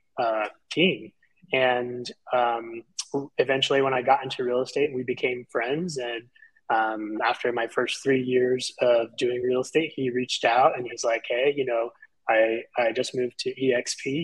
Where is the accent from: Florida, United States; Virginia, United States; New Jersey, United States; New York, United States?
Florida, United States; Central; I'm actually based in the Central Florida area, was born and raised here, lived here my entire life